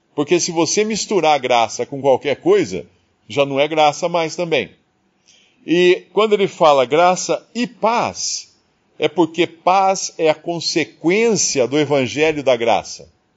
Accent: Brazil; eu sou brasileiro

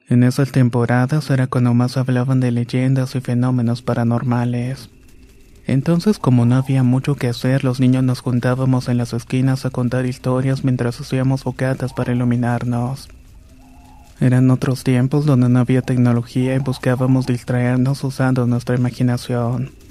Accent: Balancán, Tabasco, Mexico; also born or lived in Campeche; now in Colima, Mexico; en la actualidad tengo 27 años. Vivo en Colima y soy un miembro de la Infantería de Marina. Nací en Campeche, pero me crié en un pequeño pueblo en Balancán, Tabasco.

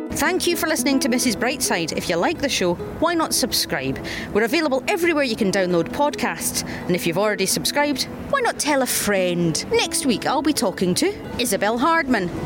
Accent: Scotland, United Kingdom; accent: Radio Four Scottish; I can be very Scottish, but I also have a Radio Four Scottish accent

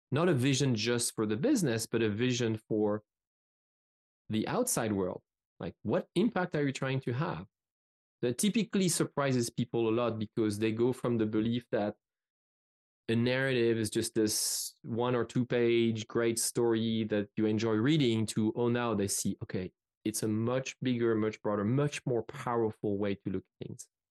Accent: France; English is a second language; moved away as an adult; I come from France

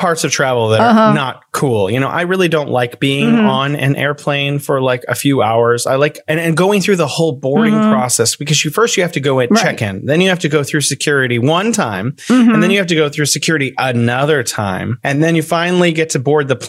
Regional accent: California, United States; moved away as an adult; now in Wuhan, China; I'm originally from California in the US, and now I'm living in Wuhan, China

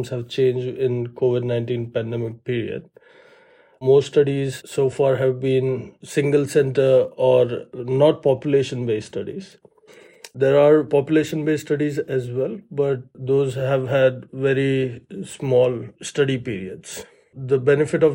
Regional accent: Ahmedabad, Gujarat, India; moved away as an adult; also born or lived in Toronto, Canada / New York, United States; now in Birmingham, United States; I grew up in Ahmedabad, so it's a city in India

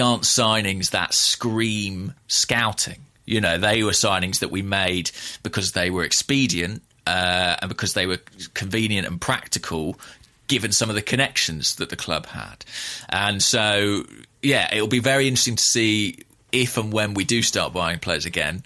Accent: United Kingdom; as a Brit

